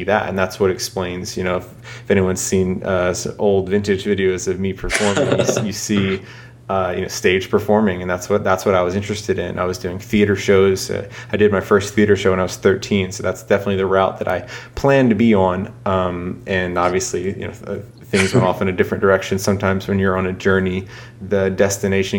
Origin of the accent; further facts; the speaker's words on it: Charleston, South Carolina, United States; my hometown here, Charleston, South Carolina